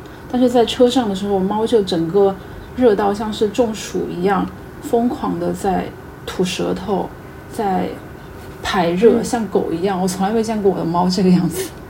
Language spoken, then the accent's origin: Chinese; Guizhou, China; 我老家是贵州的嘛，